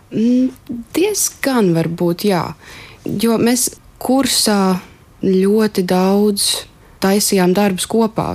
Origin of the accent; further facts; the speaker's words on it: Mālpils, Vidzeme, Latvia; Es esmu augusi arī ne no Rīgas, es nāku no Mālpils